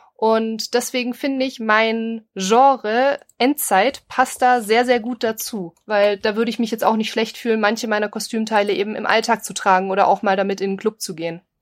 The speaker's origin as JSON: {"language": "German", "region": "Bavaria", "country": "Germany", "said": "wir kommen ja aus Bayern"}